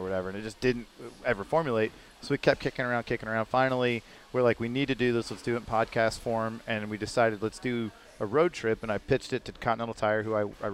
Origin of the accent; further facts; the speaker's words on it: Atlanta, Georgia, United States; I'm from Atlanta